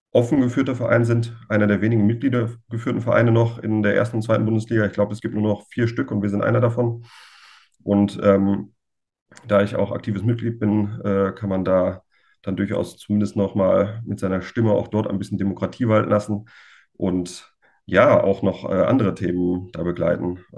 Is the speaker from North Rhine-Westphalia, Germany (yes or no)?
yes; Düsseldorf, North Rhine-Westphalia, Germany; born there; hängt mit meinem Geburtsort völlig überraschend zusammen und ja, eigentlich ist meine ganze Familie ähm, Fan von Fortuna.